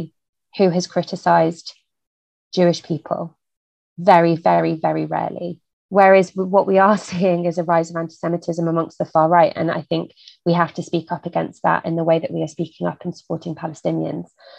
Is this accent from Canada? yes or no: no; United Kingdom; as a British person